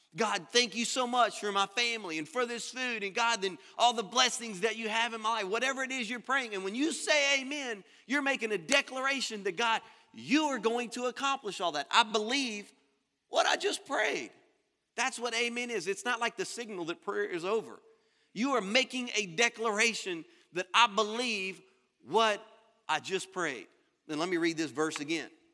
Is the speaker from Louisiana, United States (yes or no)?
yes; Louisiana, United States; moved away as an adult; now in Florida, United States; I'm from Louisiana. I was born and raised there.